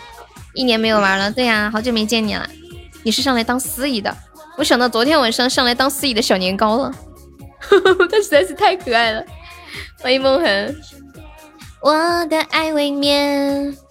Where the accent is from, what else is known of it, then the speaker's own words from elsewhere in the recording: Sichuan, China; 对，我是四川人